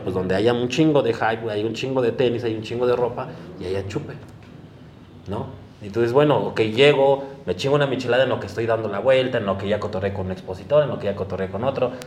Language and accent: Spanish; Mexico City, Mexico; Los dos somos originarios de Iztapalapa